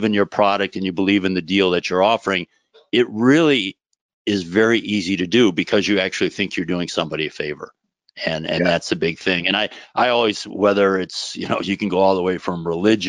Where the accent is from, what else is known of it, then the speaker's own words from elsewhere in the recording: Minneapolis suburbs, Chicago suburbs, Midwest, United States; Midwesterner. So first 10 years in the Minneapolis suburbs, second 10 years in the Chicago suburbs, and pretty much just, you know, stuck around there for the first 20 years of my life